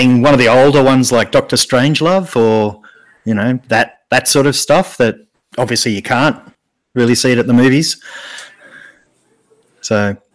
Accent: Australia; I'm Australian

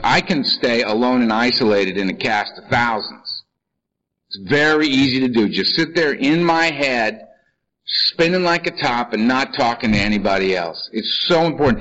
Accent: Los Angeles, California, United States; I'm from Los Angeles

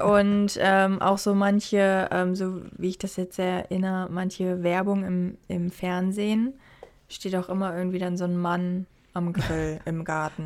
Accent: Germany; now in Australia; bei uns in Deutschland

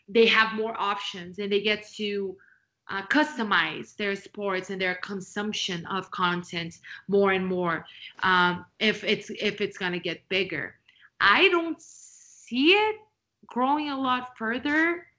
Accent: Brazil; I was born and raised in Brazil.

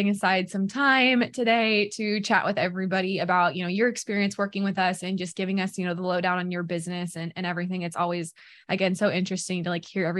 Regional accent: Missouri, United States; I'm from Missouri

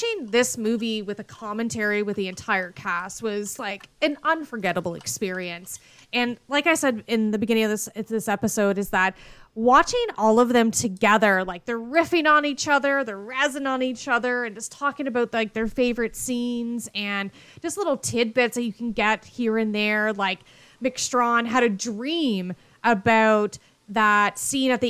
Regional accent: Canada; I am Canadian

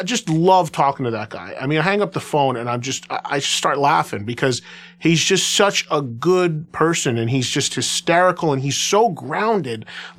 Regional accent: New York, United States; growing up in the New York, New Jersey market my whole life

